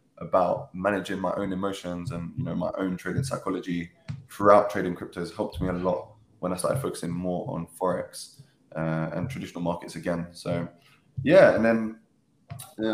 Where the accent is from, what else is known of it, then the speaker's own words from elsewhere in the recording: London, United Kingdom; I grew up in Catford, in Southeast London, lived a pretty normal childhood